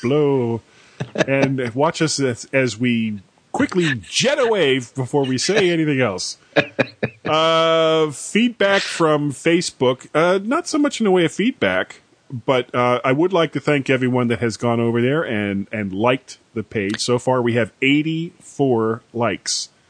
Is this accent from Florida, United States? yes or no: yes; Fort Lauderdale, Florida, United States; moved away; Fort Lauderdale, which is where I grew up